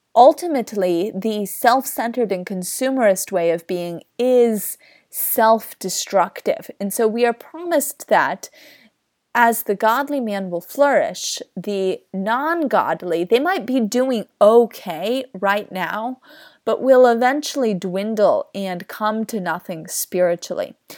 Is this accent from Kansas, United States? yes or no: yes; Kansas, United States; I grew up in the Kansas wheat fields